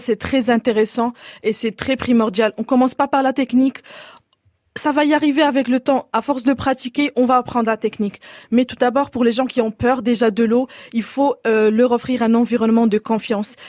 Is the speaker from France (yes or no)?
no; Morocco; je viens du Maroc et on a cette diversité de plages